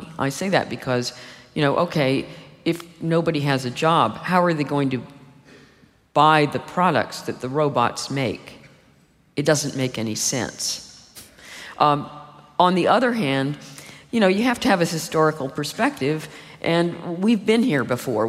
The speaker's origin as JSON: {"language": "English", "country": "United States", "tie": "born or raised there", "said": "when I was growing up in the United States"}